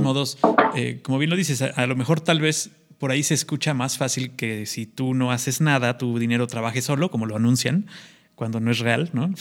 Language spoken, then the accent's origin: Spanish; Mexico